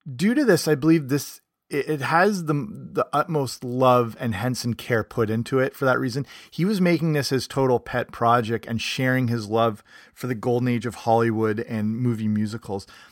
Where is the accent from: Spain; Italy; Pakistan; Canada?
Canada; moved away; also born or lived in England; I'm from Canada, but I partly grew up in England